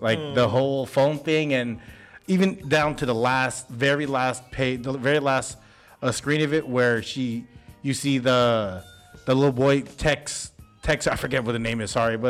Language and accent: English; San Francisco, California, United States; I grew up in the Mission in San Francisco.